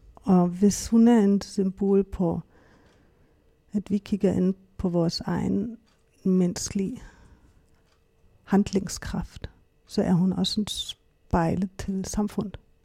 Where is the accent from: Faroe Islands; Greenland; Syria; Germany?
Germany; Hamburg; Danish is a second language; moved away as an adult; also born or lived in Berlin, Germany; now in Denmark; jeg kommer fra Hamburg, øhm, Tyskland. Jeg er opvokset der, har min familie